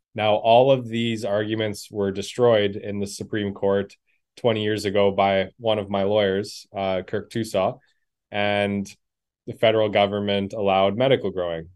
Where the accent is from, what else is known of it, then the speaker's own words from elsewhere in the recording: Manitoba, Canada; I'm born and raised in Manitoba here